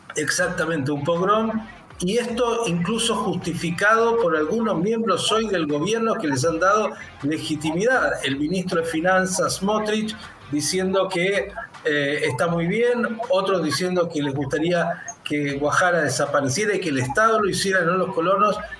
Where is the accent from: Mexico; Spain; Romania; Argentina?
Argentina; aquí judíos, cristianos, musulmanes, agnósticos, convivimos